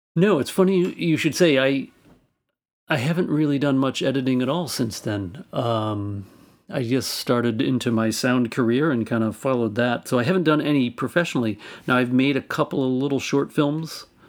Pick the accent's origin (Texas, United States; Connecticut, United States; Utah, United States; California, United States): California, United States; Albany; my hometown of Albany, California.